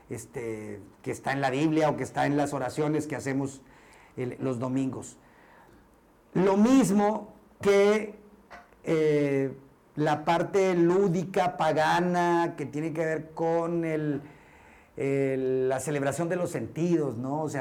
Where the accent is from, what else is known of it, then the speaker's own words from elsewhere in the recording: Mexico; yo soy mexicano y todos, todos somos mexicanos